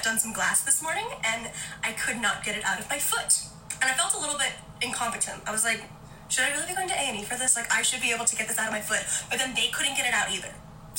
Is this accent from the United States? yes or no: yes; United States; now in United Kingdom; having to go to A&E as an American in the UK